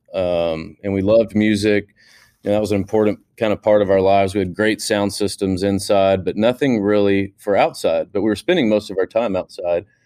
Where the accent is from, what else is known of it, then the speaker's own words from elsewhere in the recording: Houston, Texas, United States; I grew up in Houston, Texas